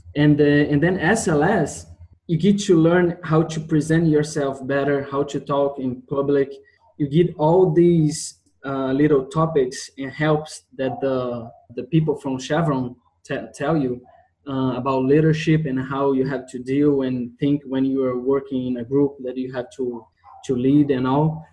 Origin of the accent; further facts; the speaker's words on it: Brazil; I come from Brazil, Rio de Janeiro State University